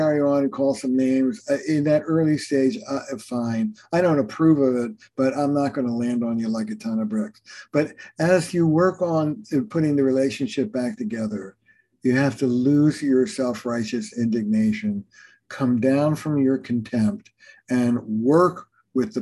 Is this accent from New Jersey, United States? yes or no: yes; Camden, New Jersey, United States; I grew up in Camden, New Jersey